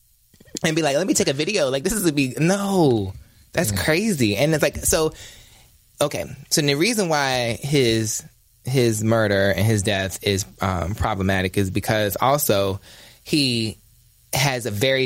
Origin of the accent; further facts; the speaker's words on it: Ahoskie, North Carolina, United States; I'm from North Carolina